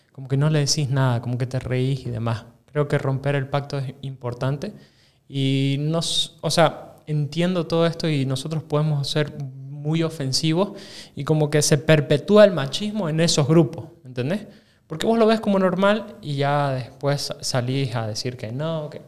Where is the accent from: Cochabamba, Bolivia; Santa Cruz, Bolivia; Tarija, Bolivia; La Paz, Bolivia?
Santa Cruz, Bolivia; Claro y yo soy su camba.